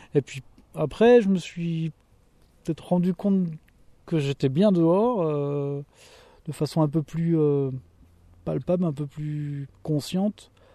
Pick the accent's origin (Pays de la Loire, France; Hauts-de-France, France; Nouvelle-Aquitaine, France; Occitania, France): Pays de la Loire, France; Mayenne; je suis originaire de la Mayenne